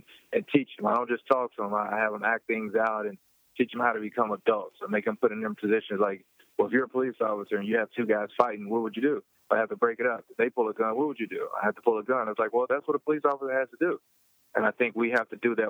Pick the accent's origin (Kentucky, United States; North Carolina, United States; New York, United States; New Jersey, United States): Kentucky, United States; Louisville; my hometown, Louisville, Kentucky